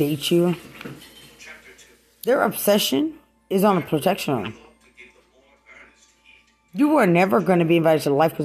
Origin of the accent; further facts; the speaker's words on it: Lubbock, Texas, United States; I'm from Lubbock